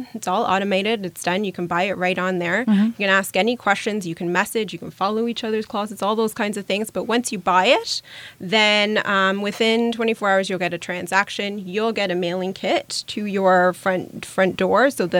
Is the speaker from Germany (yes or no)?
yes; Germany; English is a second language; now in Canada; And I moved here from Germany. And in Germany, there's a lot of platforms where you can sell out of your closet across country.